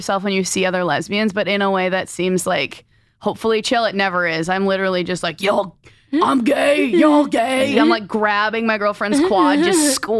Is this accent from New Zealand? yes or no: no; Minnesota, United States; I grew up in Minnesota.